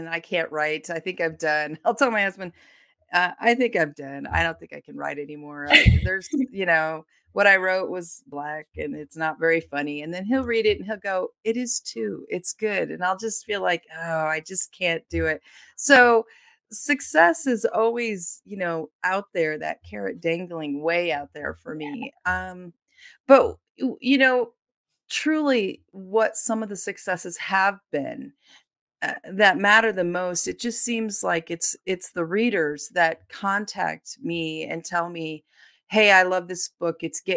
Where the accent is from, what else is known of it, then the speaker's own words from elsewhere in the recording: Deadwood, South Dakota, United States; I spent a lot of time growing up in Deadwood.